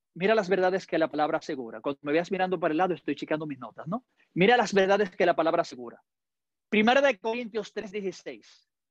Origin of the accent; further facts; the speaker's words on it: Dominican Republic; yo como dominicano hablo muy rápido